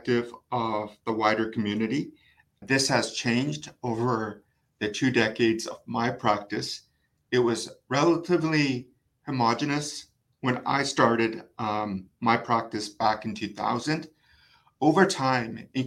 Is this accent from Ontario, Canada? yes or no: no; Vancouver, British Columbia, Canada; I was born and raised in Vancouver